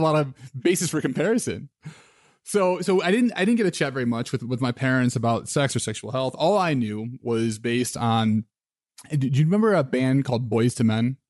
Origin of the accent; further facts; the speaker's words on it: Midwest, United States; I grew up in the Midwest